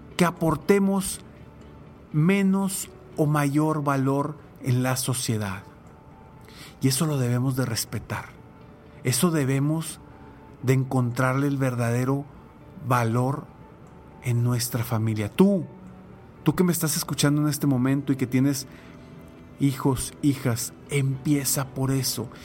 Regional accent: Mexico; como mexicanos podemos pedir y exigir cambios positivos

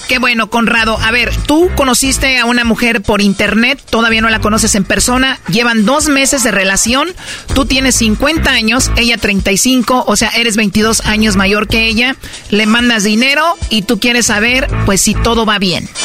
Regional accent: Michoacán, Mexico; yo soy de Michoacán.

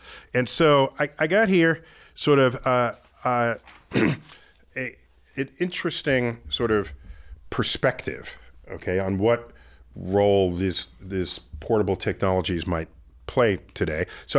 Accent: New York City, New York, United States; I grew up in New York City.

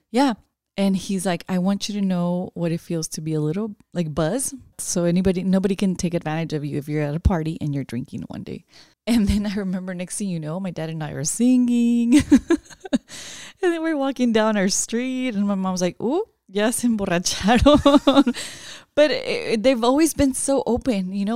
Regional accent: Watsonville, California, United States; also born or lived in San Pedro Tesistán, Jalisco, Mexico; growing up in Watsonville, it's a small agricultural town

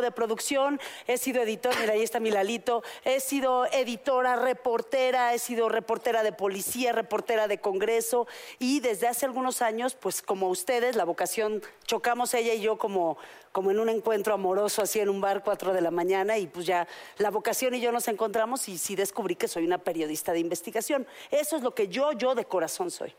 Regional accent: Mexico; yo todavía me crié en México

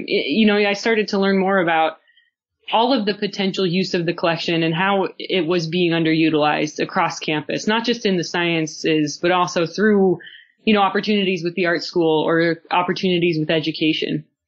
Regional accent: United States; moved away; also born or lived in South Dakota / Montana; a rather sheltered naive kid growing up in South Dakota and Montana

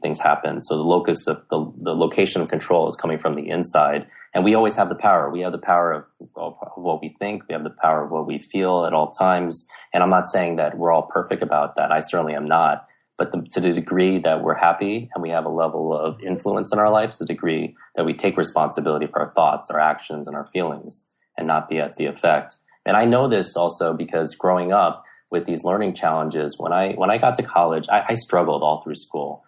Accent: New York, United States; growing up in New York

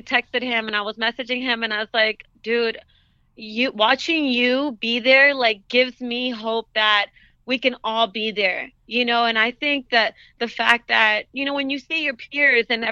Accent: United States; yes, I am a Latina, but I'm also an American

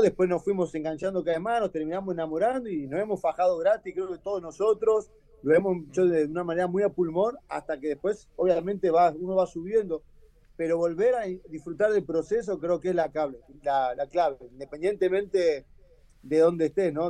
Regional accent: Argentina; moved away as an adult; also born or lived in Florianópolis, Brazil; como argentino

